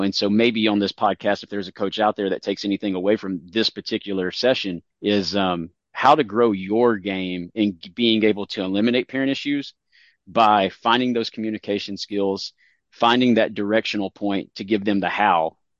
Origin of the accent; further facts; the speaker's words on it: Tennessee, United States; I come from Tennessee